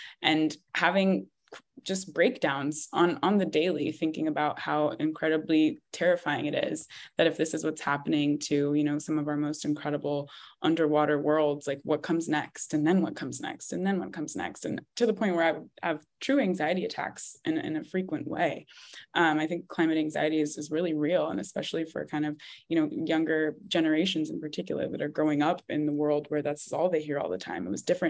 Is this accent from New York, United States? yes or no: no; California, United States; I grew up in California